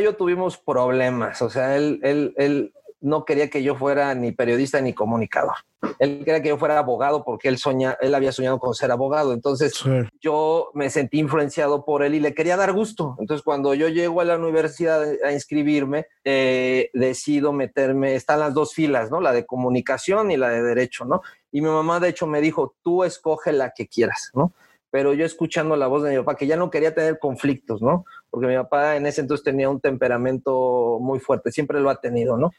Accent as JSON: {"language": "Spanish", "region": "Mexico City", "country": "Mexico", "tie": "born or raised there", "also_born_or_lived": "Toluca", "moved": "as an adult", "lives_now": "Querétaro, Mexico", "said": "nazco en la Ciudad de México, aunque yo me considero 100% queretano"}